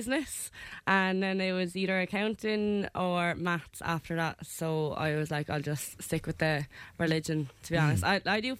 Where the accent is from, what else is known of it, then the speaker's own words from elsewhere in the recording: Wexford, Leinster, Ireland; moved away as an adult; now in Thurles, Ireland; I'm 22. I'm from Wexford.